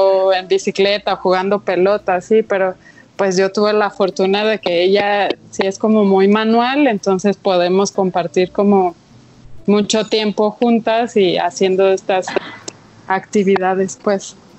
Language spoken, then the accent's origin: Spanish; Chihuahua, Mexico; soy de Chihuahua